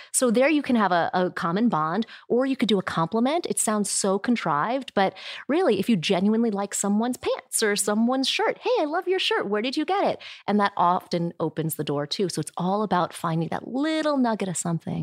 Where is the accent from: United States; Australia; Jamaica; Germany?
United States; Midland, Michigan; now in California, United States; I was born in Midland, Michigan, and I think we were probably one of only a handful of Asian people in our neighborhood